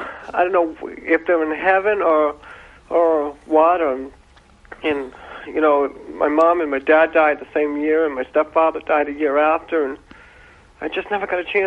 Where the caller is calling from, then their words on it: Boston, Massachusetts, United States; I'm from Boston.